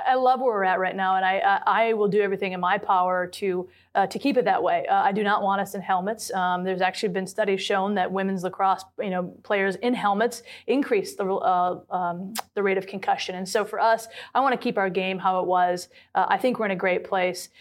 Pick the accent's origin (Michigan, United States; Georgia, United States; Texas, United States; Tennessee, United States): Michigan, United States; Lansing; I am a product of the state of Michigan. So my high school had, I'm from the Lansing area